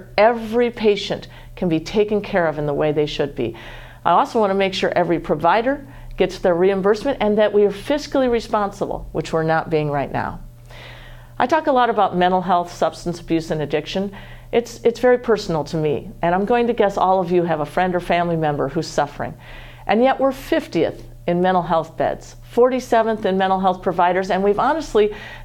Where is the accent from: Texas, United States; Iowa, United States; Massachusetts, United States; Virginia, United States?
Iowa, United States; Waterloo; I come from Waterloo, Iowa, from a family of eight.